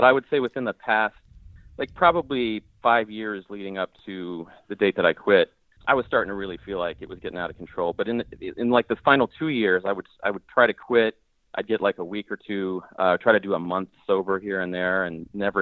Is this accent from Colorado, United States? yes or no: yes; Colorado, United States; moved away as an adult; now in Portland, United States; I live in Portland, Oregon, but I grew up in Colorado